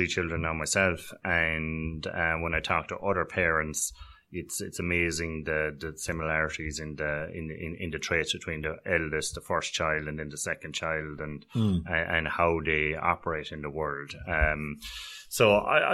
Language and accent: English; North Cork, Munster, Ireland; I'm originally from North Cork on the border there with Tipperary and Waterford